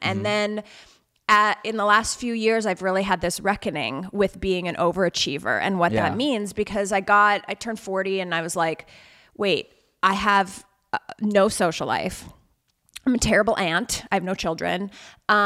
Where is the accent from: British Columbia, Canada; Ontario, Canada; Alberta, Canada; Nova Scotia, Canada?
Alberta, Canada; where I grew up in Alberta in Canada, you really had like two options.